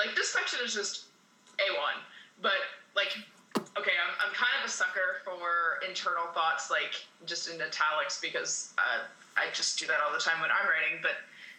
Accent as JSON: {"language": "English", "country": "Canada", "said": "I'm the Canadian."}